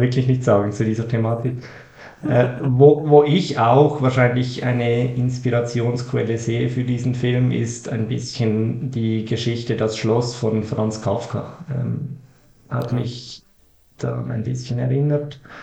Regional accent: Switzerland; Als Schweizer

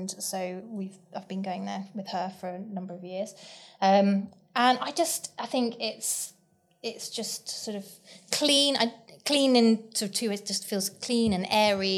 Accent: London, United Kingdom; it's in London, my hometown.

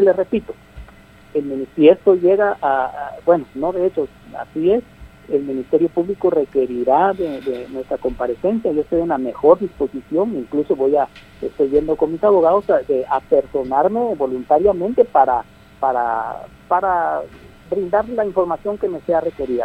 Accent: Guatemala; como guatemaltecos

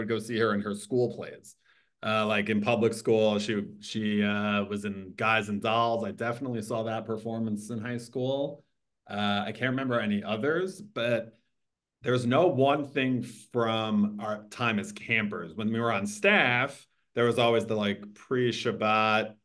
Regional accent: South Orange, New Jersey, United States; I grew up in South Orange, New Jersey, northern-ish New Jersey

